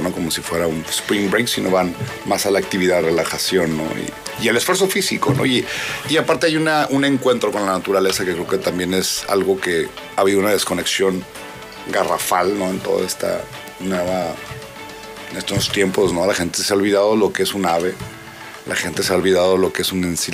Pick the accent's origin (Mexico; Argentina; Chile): Mexico; Mexicali, Baja California; yo soy de Mexicali, el desierto